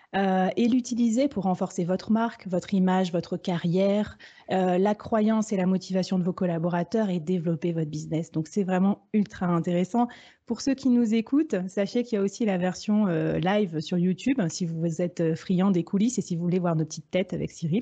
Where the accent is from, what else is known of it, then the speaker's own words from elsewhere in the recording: France; chez nous en France